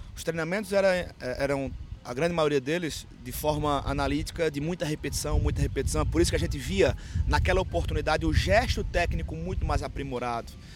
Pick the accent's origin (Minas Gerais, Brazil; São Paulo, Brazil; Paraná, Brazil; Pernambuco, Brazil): Pernambuco, Brazil; Caruaru; E eu sou, sou do interior do, de Pernambuco